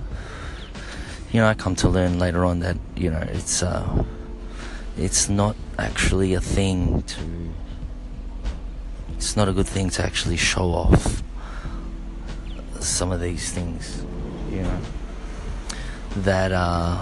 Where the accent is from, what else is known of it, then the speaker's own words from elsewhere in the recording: Australia; As a Filipino Australian